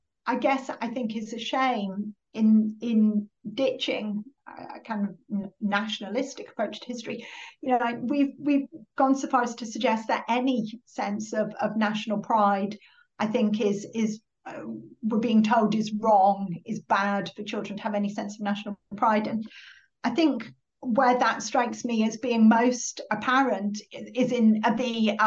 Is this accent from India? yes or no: no; Middlesbrough, North East England, United Kingdom; So I'm from Middlesbrough, Captain Cook was from Middlesbrough. You know, we didn't have a lot growing up in Middlesbrough in the 1980s